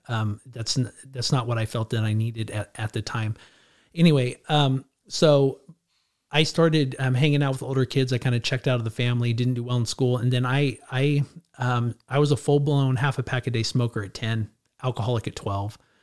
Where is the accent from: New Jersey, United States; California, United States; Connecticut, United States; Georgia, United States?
California, United States; Clovis; also born or lived in Edwards Air Force Base, California; I, I grew up here, I grew up in, in, in, in Clovis